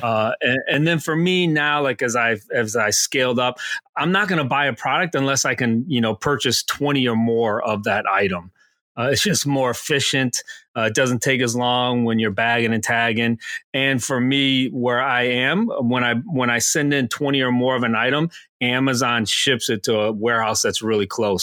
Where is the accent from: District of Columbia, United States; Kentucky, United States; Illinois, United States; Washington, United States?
Illinois, United States; Aurora; moved away as an adult; also born or lived in Pennsylvania; I'm originally from Aurora, Illinois, um, famous for the home of Wayne's World